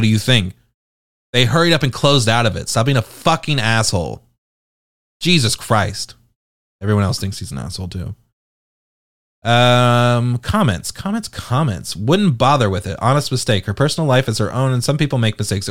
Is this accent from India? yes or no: no; United Kingdom; I'm British